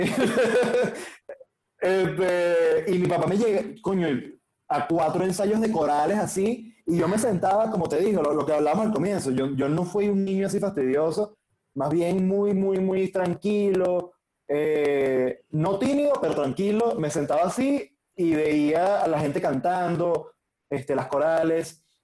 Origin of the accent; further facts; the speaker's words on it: Caracas, Capital District, Venezuela; yo crecí en la Candelaria